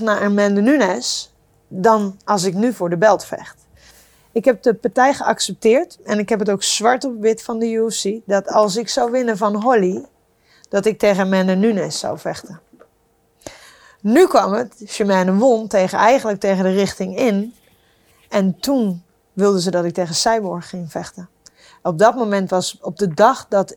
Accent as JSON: {"language": "Dutch", "country": "Netherlands", "said": "ik kom uit Nederland, klein land"}